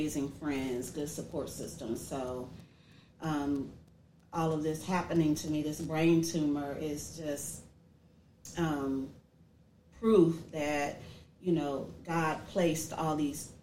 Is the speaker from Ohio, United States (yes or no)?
yes; Dayton, Ohio, United States; moved away as an adult; also born or lived in Georgia; I am actually born and raised here in Dayton, Ohio.